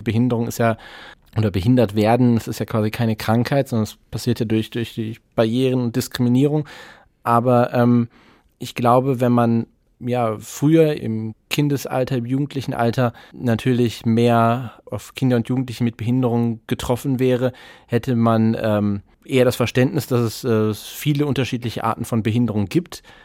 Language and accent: German; Essen, North Rhine-Westphalia, Germany; Meine Heimatstadt Essen, übrigens Kulturhauptstadt 2010